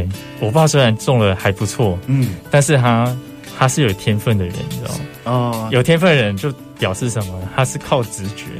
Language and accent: Chinese; Zhongliao, Nantou County, Taiwan; moved away; 从小在那边长大，